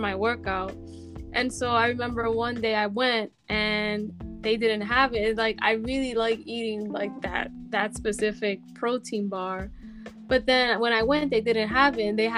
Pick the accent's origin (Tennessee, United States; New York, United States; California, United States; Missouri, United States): New York, United States; New York City; I'm from the Bronx